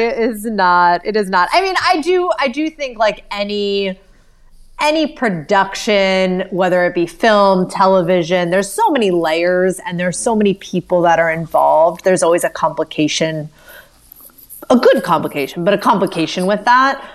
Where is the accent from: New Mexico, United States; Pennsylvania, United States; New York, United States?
Pennsylvania, United States; Hershey; I grew up in Hershey, Pennsylvania